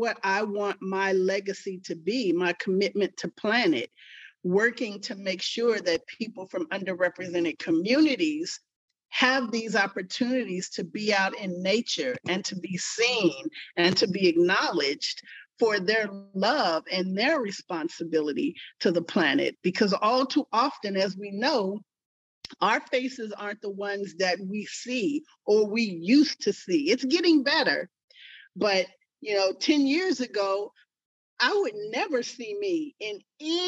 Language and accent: English; Richmond, California, United States; I grew up in Richmond, California